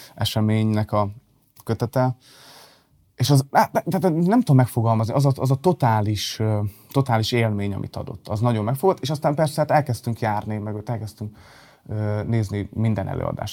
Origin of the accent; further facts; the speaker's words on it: Balmazújváros, Hajdú-Bihar, Hungary; also born or lived in Debrecen; Balmazújvárosban, ugye Balmazújvárosban születtem, vagy laktam